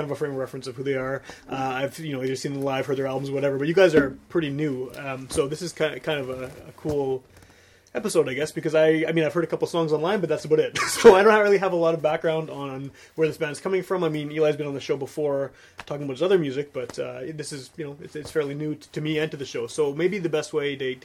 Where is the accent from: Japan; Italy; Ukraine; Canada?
Canada; Winnipeg, Manitoba; also born or lived in River Heights, Winnipeg; I grew up in Wolseley